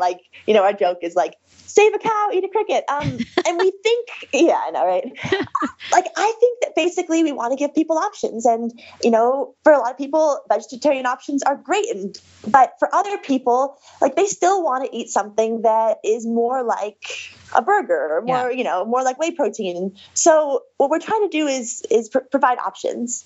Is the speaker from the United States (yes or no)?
yes; Seattle, Washington, United States; I'm from Seattle